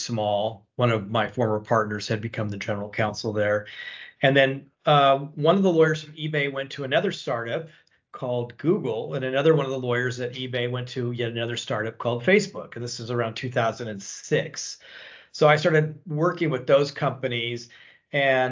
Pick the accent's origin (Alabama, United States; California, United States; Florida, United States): California, United States; San Diego; I grew up in San Diego, basically. That's where I went to primary education, high school